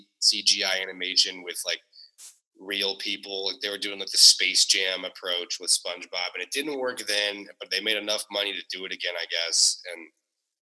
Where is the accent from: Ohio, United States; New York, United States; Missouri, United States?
Ohio, United States; I'm from Ohio. Like, I grew up in Ohio.